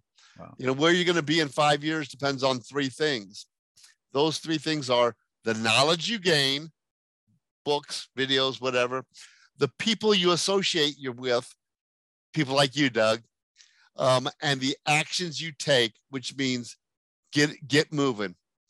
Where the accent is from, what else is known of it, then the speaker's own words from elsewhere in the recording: France; born there; I was born in France.